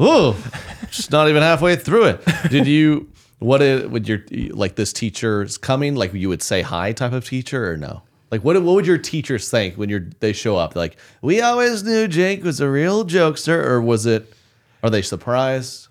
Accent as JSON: {"language": "English", "town": "Oklahoma City", "region": "Oklahoma", "country": "United States", "tie": "born or raised there", "moved": "yes", "said": "my Oklahoma City, my hometown show"}